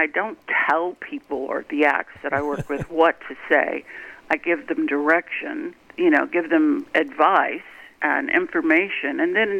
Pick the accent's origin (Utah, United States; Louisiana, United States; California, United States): California, United States; now in Nashville, United States; But because I came from California and I was so used to dealing with big shots